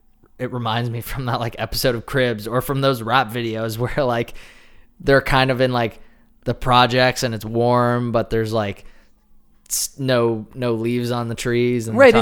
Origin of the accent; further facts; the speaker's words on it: Canada; we're Canadian.